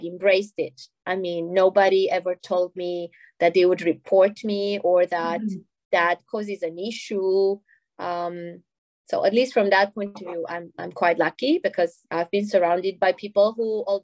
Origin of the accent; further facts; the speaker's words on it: Romania; now in Belgium; my home country, Romania.